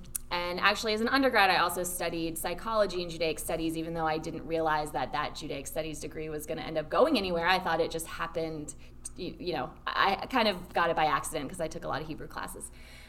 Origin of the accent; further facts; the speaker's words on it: Lexington, Kentucky, United States; also born or lived in New York; now in Atlanta, United States; I grew up in Lexington, Kentucky